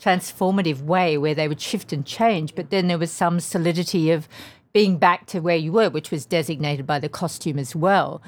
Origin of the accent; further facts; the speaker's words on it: Tasmania, Australia; moved away as an adult; also born or lived in London; I come from Tasmania, which is a very small place. I think when I grew up, it had two hundred fifty thousand people.